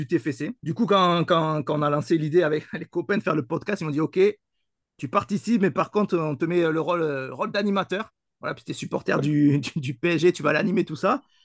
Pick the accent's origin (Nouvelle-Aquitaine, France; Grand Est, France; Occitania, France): Occitania, France; Toulouse region; je suis issu de la région toulousaine